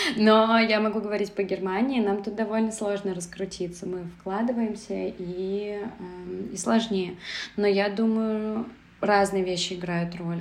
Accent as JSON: {"language": "Russian", "region": "Saint Petersburg", "country": "Russia", "tie": "born or raised there", "also_born_or_lived": "Moscow", "moved": "as an adult", "lives_now": "Berlin, Germany", "said": "я родилась и выросла в Петербурге, и потом жила в Москве"}